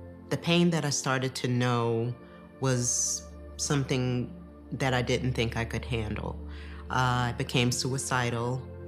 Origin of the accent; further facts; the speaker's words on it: New York, United States; I grew up in New York.